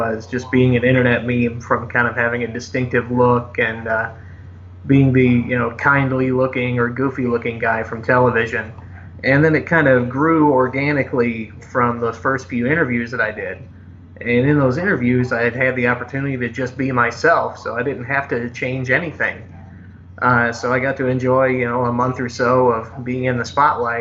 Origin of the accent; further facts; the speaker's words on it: near St. Louis, Missouri, United States; St. Louis, Missouri, which is very close to my hometown